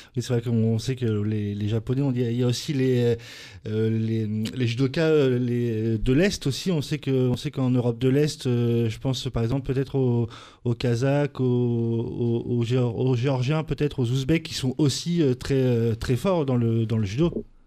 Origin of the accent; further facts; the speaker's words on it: France; chez nous, en France